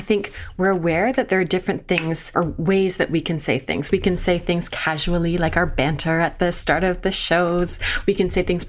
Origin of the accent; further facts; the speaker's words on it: Brantford, Ontario, Canada; I'm from Brantford, if anybody knows where Brantford, Ontario is. And the street that I grew up on